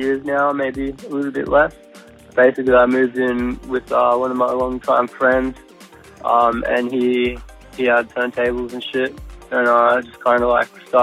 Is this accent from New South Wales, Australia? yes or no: no; North Queensland, Australia; now in Brisbane, Australia; I'm from North Queensland, but I've been living in Brisbane